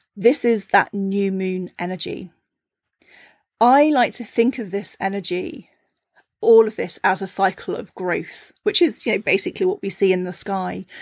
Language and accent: English; Cornwall, South West England, United Kingdom; I grew up in Cornwall, a very small fishing village